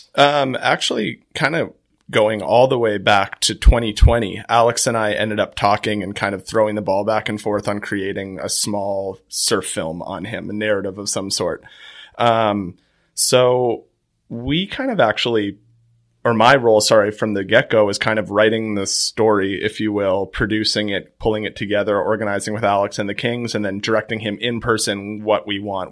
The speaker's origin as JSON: {"language": "English", "region": "Nova Scotia", "country": "Canada", "tie": "born or raised there", "said": "growing up in Nova Scotia, it's always seems like someone's either a Bruins fan"}